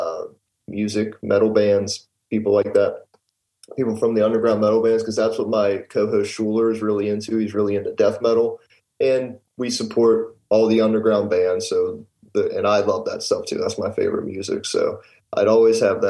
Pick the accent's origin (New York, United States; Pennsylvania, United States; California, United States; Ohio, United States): Pennsylvania, United States; Pittsburgh; I'm from South Hills, Pittsburgh. It's like Bethel Park area.